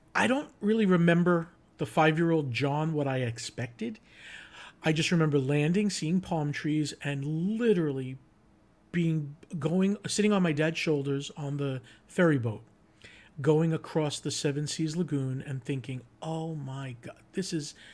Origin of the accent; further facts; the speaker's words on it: Long Island, New York, United States; now in Orlando, United States; I grew up in New York, Long Island